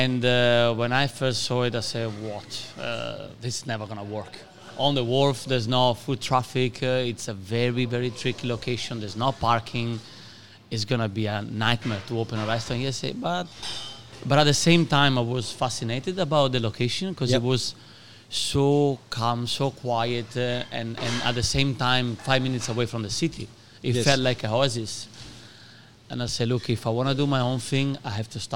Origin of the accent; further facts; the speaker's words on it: Padua, Veneto, Italy; English is a second language; moved away as an adult; also born or lived in London; I'm from Padova, which is like half an hour drive from Venice.